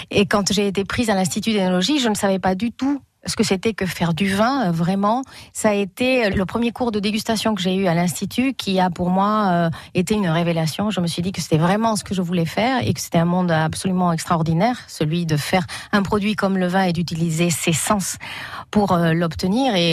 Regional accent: Spain; French is a second language; moved away as an adult; now in France; moi, j'ai appris le français et la culture française en Espagne, euh, apporté par des personnes françaises, mais je n'étais jamais venue en France en fait

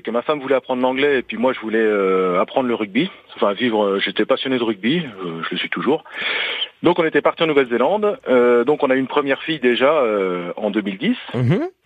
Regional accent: Bourgogne-Franche-Comté, France; accent: Franc-Comtois; l'ai pris parce que je suis originaire de Bourgogne à la base.

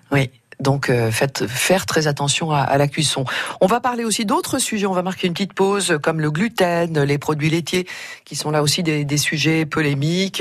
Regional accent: Auvergne-Rhône-Alpes, France; je suis auvergnate

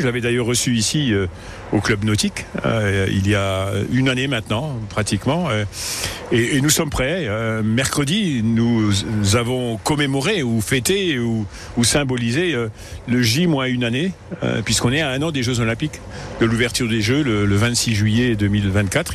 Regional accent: Yutz, Grand Est, France; also born or lived in Illange; je suis né à Yutz, j'ai épousé une Yussoise qui était née à 50 mètres du lieu où je l'ai été. Nous avons, euh, nous sommes installés, nous sommes mariés, nous sommes installés à Yut.

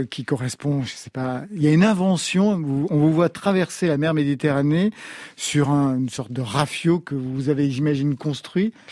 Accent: Brittany, France; je suis un breton, moi.

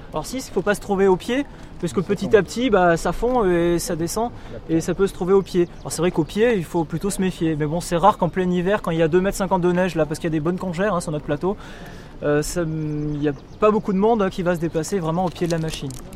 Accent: Ally, Auvergne-Rhône-Alpes, France; je suis d'Ali

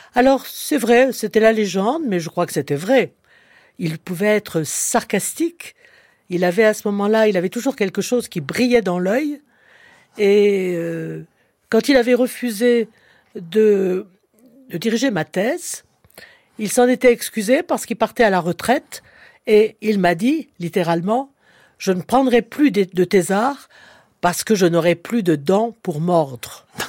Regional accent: Clermont-Ferrand, Auvergne-Rhône-Alpes, France; je suis auvergnate née à Clermont-Ferrand

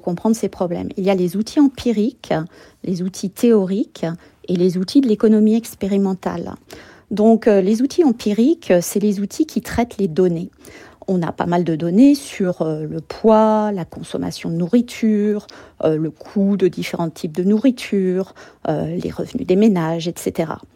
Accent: France; moved away as an adult; now in United States; je suis française, comme vous le savez, et je suis allée vivre aux États-Unis

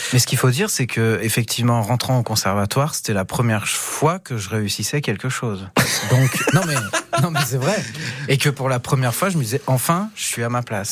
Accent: Gannat, Allier, Auvergne-Rhône-Alpes, France; also born or lived in Vichy; je suis né à Vichy, mais j'ai vécu à Ghana. Donc euh, j'ai fait mon école à Ghana

